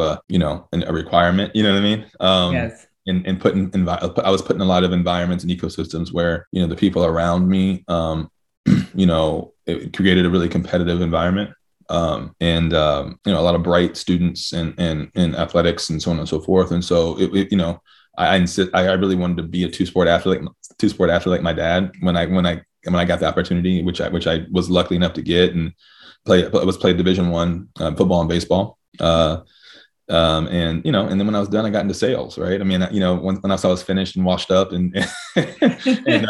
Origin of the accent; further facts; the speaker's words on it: Virginia, United States; also born or lived in Cincinnati, Ohio; I was born in Cincinnati and raised in Virginia.